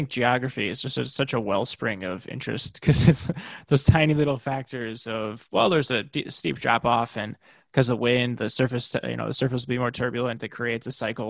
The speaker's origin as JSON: {"language": "English", "town": "Chicago", "region": "Illinois", "country": "United States", "moved": "yes", "said": "I'm from Chicago and I'm used to like Michigan."}